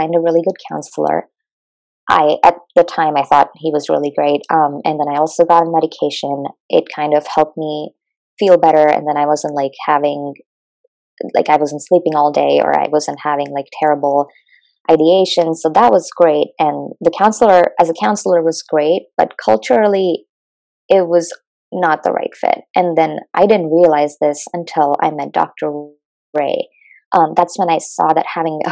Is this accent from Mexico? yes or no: no; India; moved away as an adult; now in United States; I'm from India